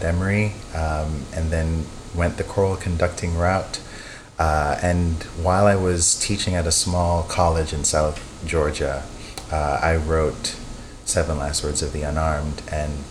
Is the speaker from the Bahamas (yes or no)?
yes; Bahamas; I was born in the Bahamas to Jamaican parents